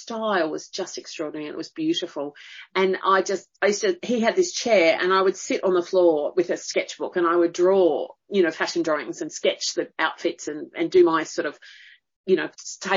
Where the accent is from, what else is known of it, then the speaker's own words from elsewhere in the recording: Blue Mountains, New South Wales, Australia; also born or lived in Sydney; in the Blue Mountains, mainly.